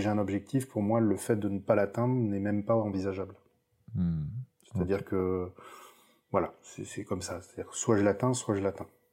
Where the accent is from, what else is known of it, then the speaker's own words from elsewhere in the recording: Lot, Occitania, France; now in Toulouse, France; je vais partir dans dans les terres natales. C'est-à-dire, je vais partir quelques jours dans le Lot